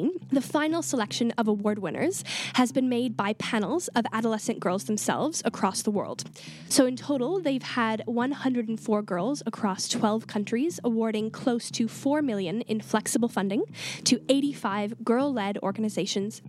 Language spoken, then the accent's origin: English; Canada; I'm from Canada, so I'm really used to cold.